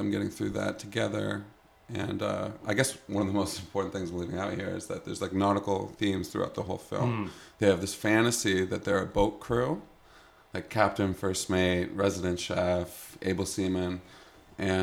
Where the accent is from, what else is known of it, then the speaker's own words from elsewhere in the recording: Canada; moved away; I'm Canadian